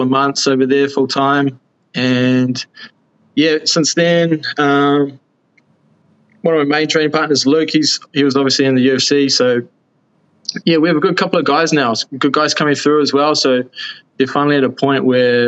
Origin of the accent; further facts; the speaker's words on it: New Zealand; I started off in my hometown, still here